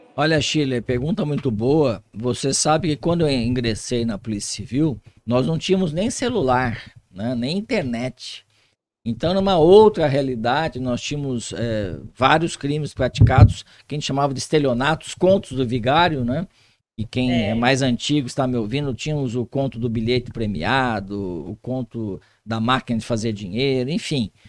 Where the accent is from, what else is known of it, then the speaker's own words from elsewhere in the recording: Guaratinguetá, São Paulo, Brazil; Aqui no Vale Paraíba, eu sou de Guaratinguetá.